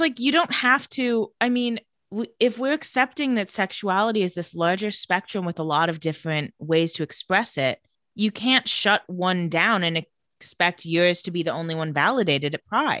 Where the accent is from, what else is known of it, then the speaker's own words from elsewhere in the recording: Palm Springs, California, United States; growing up in Palm Springs, there were cicadas everywhere all the time